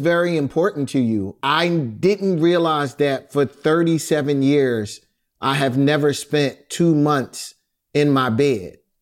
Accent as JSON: {"language": "English", "town": "Philadelphia", "region": "Pennsylvania", "country": "United States", "tie": "born or raised there", "said": "growing up in Philadelphia, I grew up at a very perfect time"}